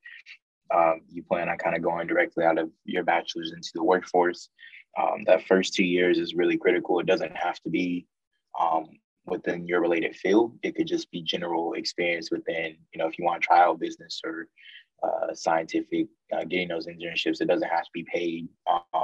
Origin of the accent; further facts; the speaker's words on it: Texas, United States; also born or lived in Virginia; I'm back in my home state of Texas